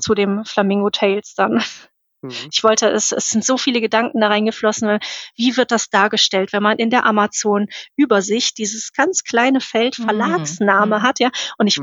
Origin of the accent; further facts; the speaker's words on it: Cologne, North Rhine-Westphalia, Germany; ich komme aus Köln